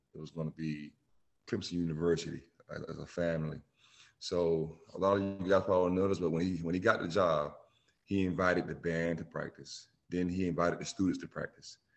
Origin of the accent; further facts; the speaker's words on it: Bamberg, South Carolina, United States; moved away; also born or lived in Myrtle Beach / Clemson; my hometown, Bamberg